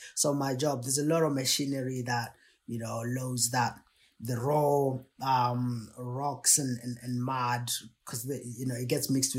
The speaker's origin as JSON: {"language": "English", "country": "Botswana", "tie": "born or raised there", "moved": "as an adult", "said": "I was born in Botswana in a city."}